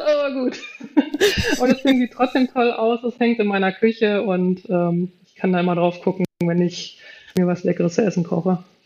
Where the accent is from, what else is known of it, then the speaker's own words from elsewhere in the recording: Germany; bei uns in Deutschland